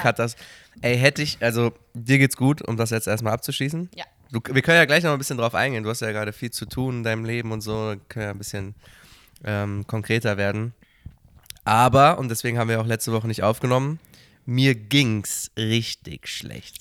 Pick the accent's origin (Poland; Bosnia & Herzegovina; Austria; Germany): Germany; Cologne, North Rhine-Westphalia; moved away; aus meiner Heimatstadt Köln